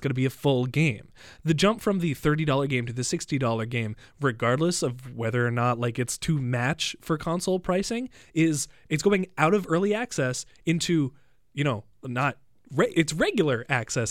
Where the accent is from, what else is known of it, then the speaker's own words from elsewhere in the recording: United States; now in Canada; I'm an American